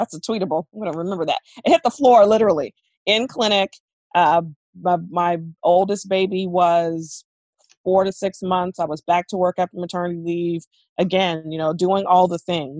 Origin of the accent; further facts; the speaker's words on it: Charleston, South Carolina, United States; now in Durham, United States; I hail originally from Charleston, South Carolina, but I live and work and raise my family in Durham, North Carolina